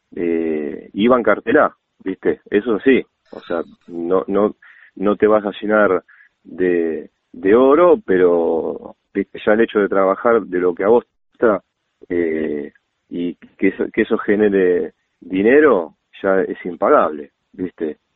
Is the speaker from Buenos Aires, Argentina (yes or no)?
yes; Buenos Aires, Argentina; moved away as an adult; now in Vicente López, Argentina; yo nací en Capital, en un barrio que se llama Villa Soldati